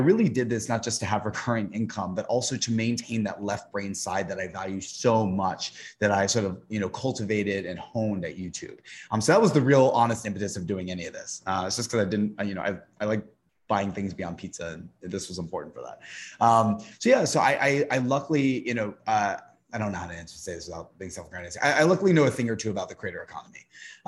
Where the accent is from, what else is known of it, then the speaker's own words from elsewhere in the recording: Tennessee, United States; I'm from the South, I'm from Tennessee